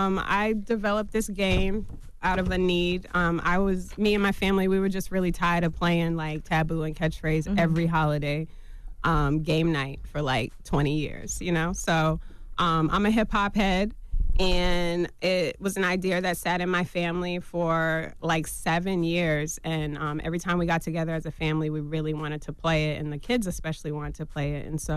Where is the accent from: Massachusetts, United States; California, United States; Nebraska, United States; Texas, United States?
Massachusetts, United States; Boston; From Boston. Mm-hmm. I'm from Boston, Mass.